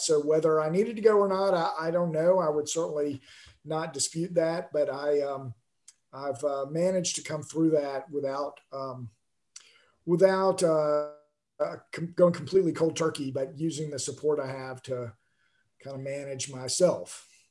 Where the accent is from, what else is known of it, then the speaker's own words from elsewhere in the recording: Alabama, United States; now in Houston, United States; I grew up in Alabama before I moved to Texas